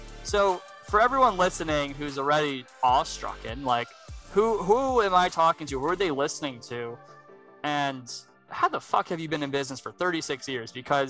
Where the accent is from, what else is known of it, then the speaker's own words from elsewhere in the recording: Plainview, New York, United States; moved away; I'm from Long Island originally.